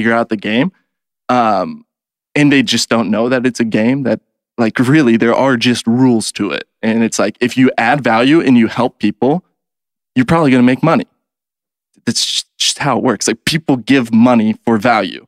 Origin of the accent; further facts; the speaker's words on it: Kansas City, United States; So I grew up in Kansas City